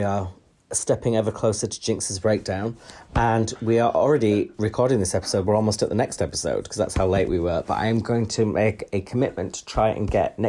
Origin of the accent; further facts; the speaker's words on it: United Kingdom; we're British